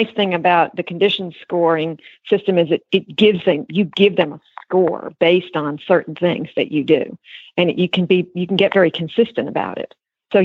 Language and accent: English; New York, United States; moved away; I grew up in New York